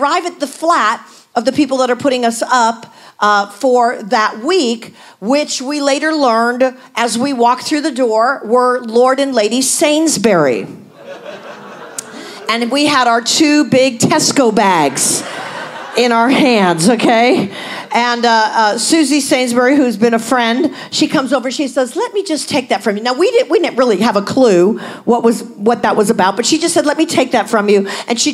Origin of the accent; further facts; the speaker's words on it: United States; as an American